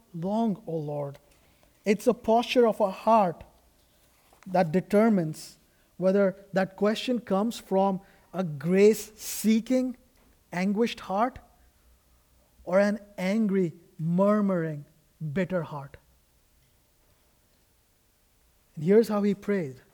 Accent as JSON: {"language": "English", "country": "India", "moved": "yes", "said": "I come from India"}